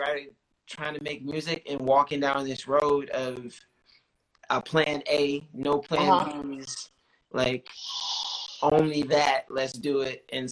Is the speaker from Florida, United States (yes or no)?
yes; North Florida, United States; I'm from the South, I'm from North Florida